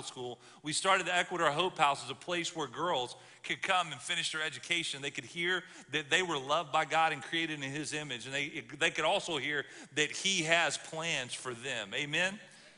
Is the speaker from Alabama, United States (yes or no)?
yes; Alabama, United States; I'm from the South. I grew up in Alabama